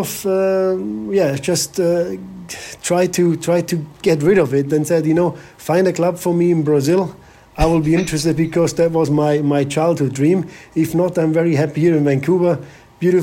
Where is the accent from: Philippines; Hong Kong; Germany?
Germany; Bavaria; moved away as an adult; also born or lived in Malaysia / England; I'm from Bavaria